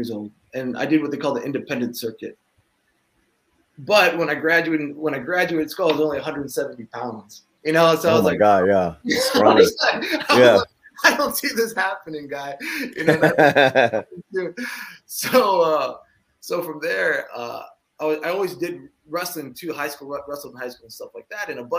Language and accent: English; Swanton, Ohio, United States; also born or lived in Toledo, Ohio; I was born in Toledo, Ohio, but raised in a small town